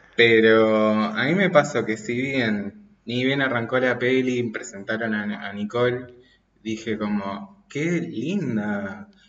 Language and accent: Spanish; Mendoza, Argentina; soy de Mendoza